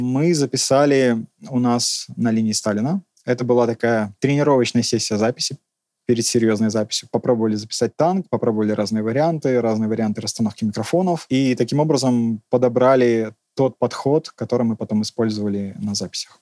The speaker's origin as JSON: {"language": "Russian", "town": "Maladzyechna", "region": "Minsk Region", "country": "Belarus", "tie": "born or raised there", "said": "Я родился в городе Молодечно, недалеко от Минска"}